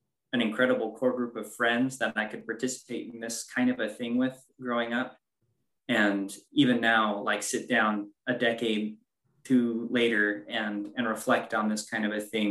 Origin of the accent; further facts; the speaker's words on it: Midland, Michigan, United States; now in Dearborn, United States; I live in Dearborn, Michigan, and I am also from Midland, Michigan.